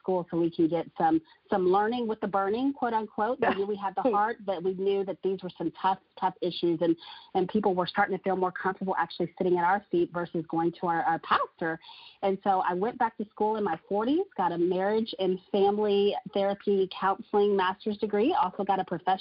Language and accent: English; Texas, United States; also born or lived in Florida; I was born, of course, in Florida, but I grew up in Texas, so I call Texas my home